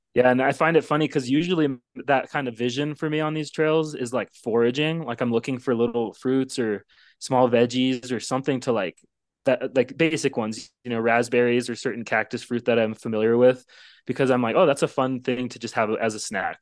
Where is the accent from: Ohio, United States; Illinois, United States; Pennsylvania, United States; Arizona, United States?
Arizona, United States; I'm from Arizona, it's, like, I grew up seeing rattlesnakes